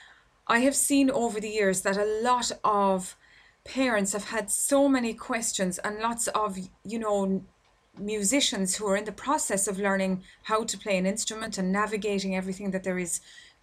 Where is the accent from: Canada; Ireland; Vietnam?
Ireland; here in my home country in Ireland